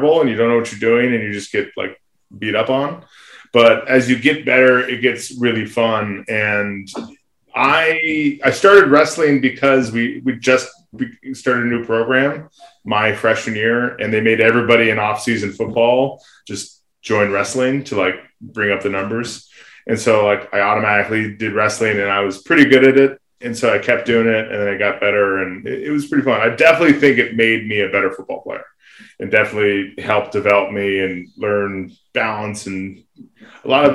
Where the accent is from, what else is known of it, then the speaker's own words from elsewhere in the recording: Santa Barbara, California, United States; also born or lived in Fairbanks, Alaska / Reno, Nevada; I grew up in Santa Barbara.